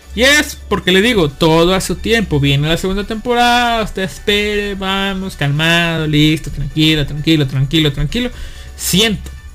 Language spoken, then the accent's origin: Spanish; Mexico; yo, como mexicano